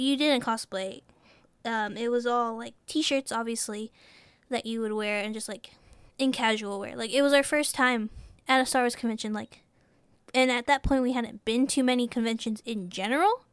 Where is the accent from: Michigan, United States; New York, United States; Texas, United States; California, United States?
Texas, United States; we're from Texas